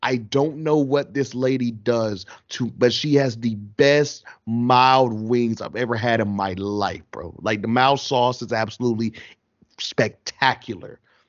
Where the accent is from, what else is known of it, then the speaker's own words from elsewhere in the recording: Goldsboro, North Carolina, United States; there's a place back in my hometown, I haven't had it in years now, but I always, anytime I can go home and I can get it, I will, because it's that amazing, whatever. Shout out to Aggies in Goldsboro, NC